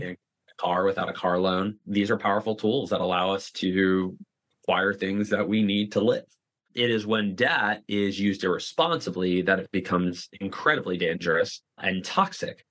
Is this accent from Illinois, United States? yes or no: no; Boca Raton, Florida, United States; I'm from South Florida, from Boca Raton, which is hands down the retirement capital of the world